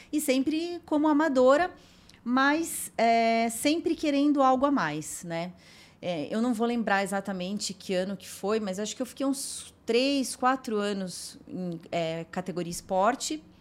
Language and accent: Portuguese; Jundiaí, São Paulo, Brazil; não tinha quase ninguém em Jundiaí que praticava, né? Porque eu sou de Jundiaí, né?